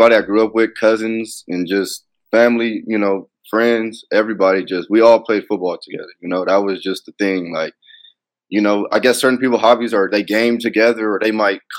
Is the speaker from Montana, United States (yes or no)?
no; Pasadena, California, United States; moved away as an adult; also born or lived in St. George, Utah; now in Sioux Falls, United States; Played Pop Warner on the East Side, Big Three Park, Pasadena Trojans